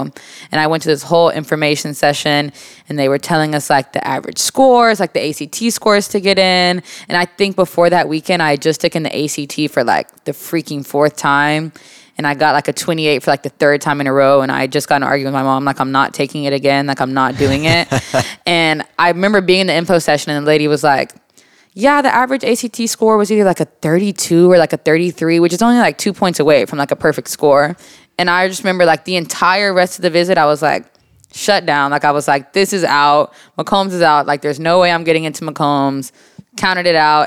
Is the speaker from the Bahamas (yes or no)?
no; Texas, United States; born or raised there; also born or lived in Jacksonville, Florida / Moody, Alabama